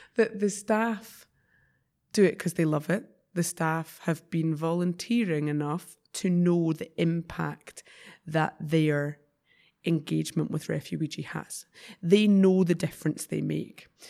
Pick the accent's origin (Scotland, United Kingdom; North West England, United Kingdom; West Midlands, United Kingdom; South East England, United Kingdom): Scotland, United Kingdom